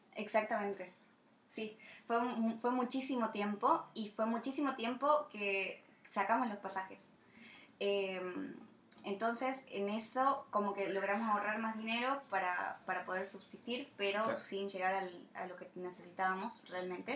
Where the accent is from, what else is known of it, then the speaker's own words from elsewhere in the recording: Tucumán, Argentina; moved away as an adult; also born or lived in France; para nosotros como argentinos